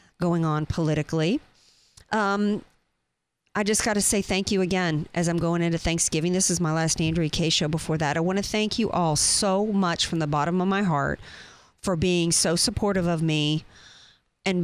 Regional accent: United States; I don't identify with anything of my ancestry because, you know what, I was born here

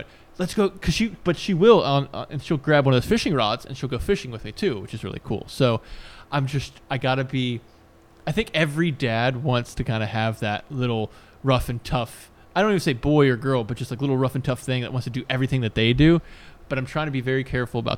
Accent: Newport News, Virginia, United States; One of my best friends, other than you, that I grew up with in Newport News

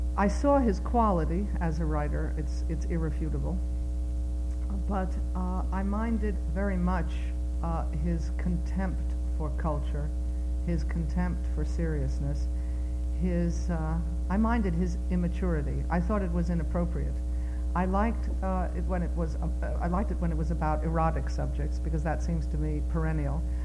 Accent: United States; all four of my grandparents were born in what was then not Poland, but is today Poland. Uh, I am an American

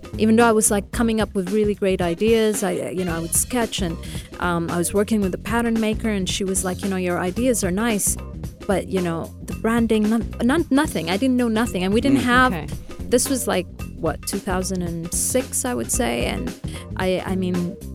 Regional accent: Khartoum, Sudan; born there; See, I was born in Sudan, in Khartoum.

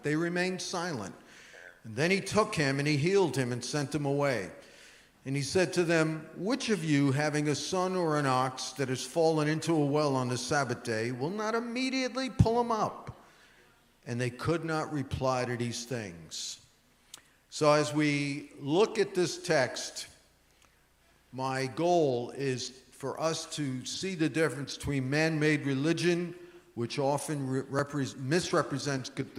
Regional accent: New York, United States; I'm a New Yorker

